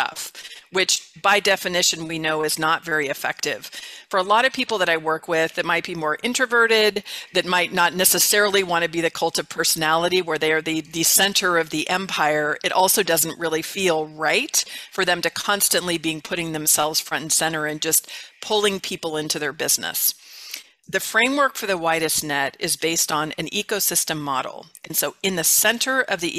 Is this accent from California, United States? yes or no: yes; California, United States; moved away as an adult; now in Mesa, United States; I'm from California originally